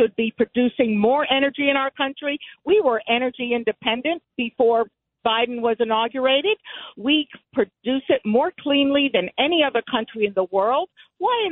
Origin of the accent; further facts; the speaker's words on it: Havana, Cuba; moved away; I was born in Havana, Cuba